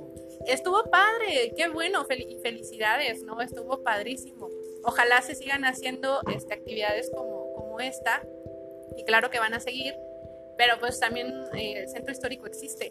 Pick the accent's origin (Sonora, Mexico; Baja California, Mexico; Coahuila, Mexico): Coahuila, Mexico; Saltillo; los que somos de Saltillo